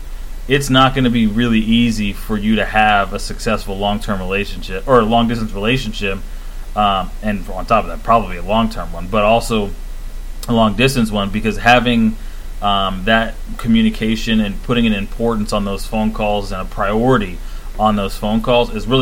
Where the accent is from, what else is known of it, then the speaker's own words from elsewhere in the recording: West Texas, United States; how we grew up out there in West Texas